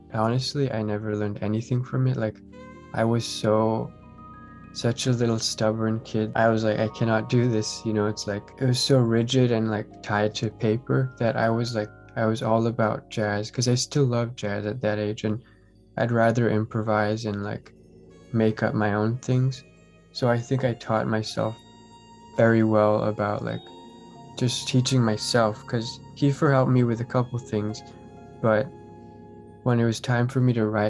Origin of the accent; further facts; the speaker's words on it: Santa Cruz, California, United States; I'm from Santa Cruz. It's kind of near the mountains by the coast up in the north. So I live by the sea